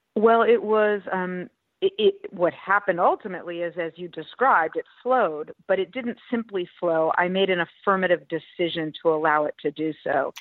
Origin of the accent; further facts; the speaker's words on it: Los Angeles, California, United States; also born or lived in Berkeley; I came back to my hometown of Los Angeles for grad school